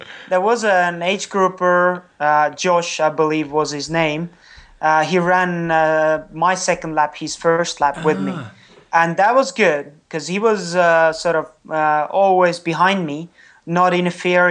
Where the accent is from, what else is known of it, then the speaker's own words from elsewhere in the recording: Estonia; first language Estonian; English is a second language; my native tongue is not English, it's Estonian